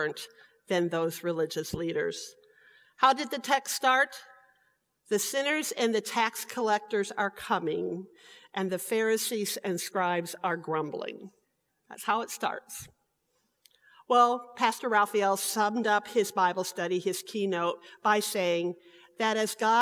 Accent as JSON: {"language": "English", "town": "Michigan City", "region": "Indiana", "country": "United States", "tie": "born or raised there", "said": "In St. Paul Lutheran Church, where I was raised in Michigan City, Indiana"}